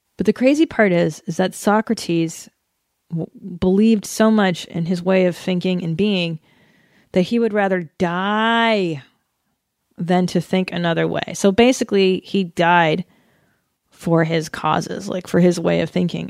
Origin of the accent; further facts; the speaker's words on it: Canada; now in United States; that's where I was born in Canada in nineteen seventy-six.